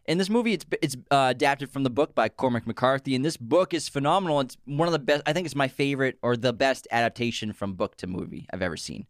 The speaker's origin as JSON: {"language": "English", "town": "Boston", "region": "Massachusetts", "country": "United States", "said": "We're from Boston. We have the most, we, we come from a city full of people who pronounce words wrong on purpose"}